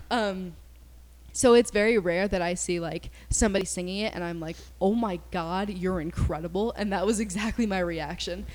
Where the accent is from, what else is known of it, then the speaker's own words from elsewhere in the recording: Kansas, United States; we're from Kansas